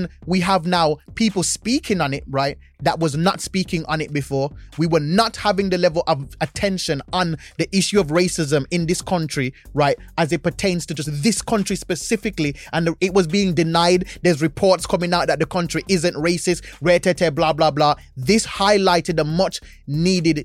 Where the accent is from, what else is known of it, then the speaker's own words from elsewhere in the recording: Jamaica; now in United Kingdom; I'm Jamaican